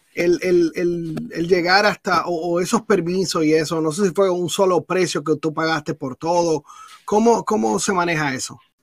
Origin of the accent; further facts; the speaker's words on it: Dominican Republic; moved away; yo soy de la República Dominicana